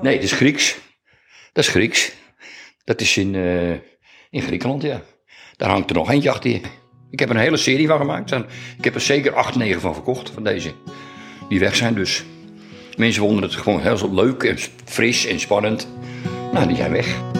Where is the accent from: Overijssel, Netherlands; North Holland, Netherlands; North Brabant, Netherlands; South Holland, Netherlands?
North Holland, Netherlands; IJmuiden; also born or lived in Beverwijk; Ik ben geboren in Amuiden in 1951, in juni.